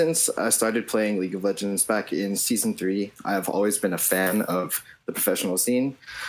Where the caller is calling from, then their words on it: Sherman Oaks, California, United States; Hey guys, I am calling from Sherman Oaks.